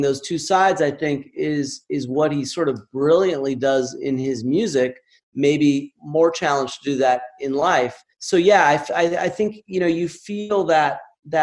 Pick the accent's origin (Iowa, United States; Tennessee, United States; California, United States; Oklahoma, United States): California, United States; Southern; Where I grew up in Southern California